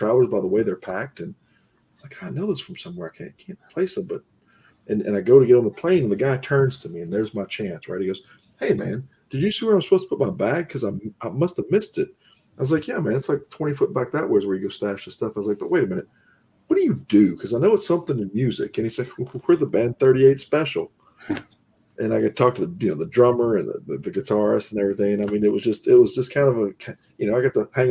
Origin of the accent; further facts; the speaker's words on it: the South, United States; I grew up in the South